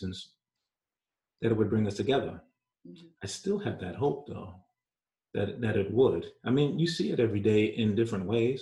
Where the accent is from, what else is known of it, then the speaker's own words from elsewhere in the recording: New York, United States; accent: New York; also born or lived in Jamaica; My New York accent is hard